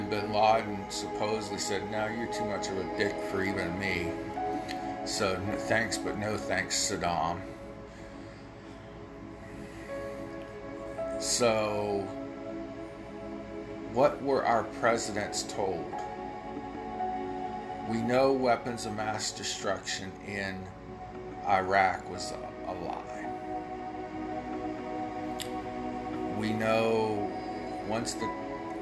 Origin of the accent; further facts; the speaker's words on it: United States; a day that changed my life as an American